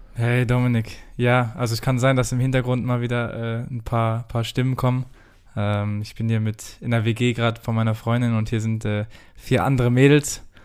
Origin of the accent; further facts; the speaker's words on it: Germany; wir als, als Deutsche